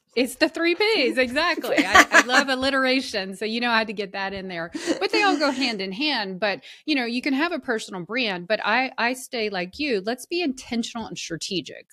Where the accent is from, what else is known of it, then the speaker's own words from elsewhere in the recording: the South, United States; I was raised in the South and, you know, women were supposed to be very genteel and hospitable